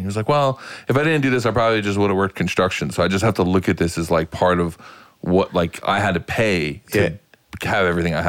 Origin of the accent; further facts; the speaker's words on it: New York City, New York, United States; moved away as an adult; I grew up in Queens, New York, and then Queens, Brooklyn, Manhattan before I moved out here.